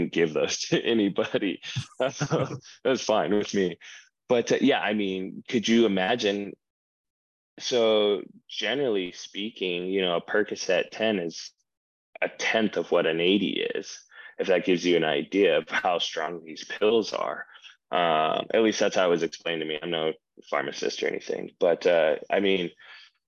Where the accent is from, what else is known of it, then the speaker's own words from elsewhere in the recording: Ogden, Utah, United States; also born or lived in Hyrum, Utah; I'm from Ogden